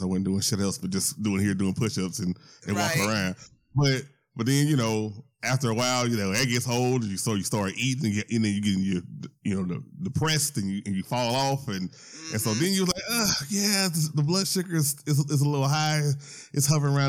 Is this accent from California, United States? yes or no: no; Louisiana, United States; moved away; I'm originally from Louisiana.